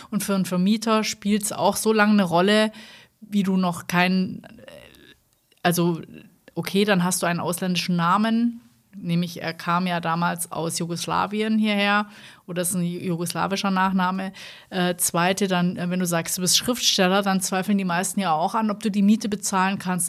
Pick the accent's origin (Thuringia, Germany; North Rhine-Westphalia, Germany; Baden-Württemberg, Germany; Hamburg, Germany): Baden-Württemberg, Germany; Swabia; now in Rhineland, Germany; als Schwabe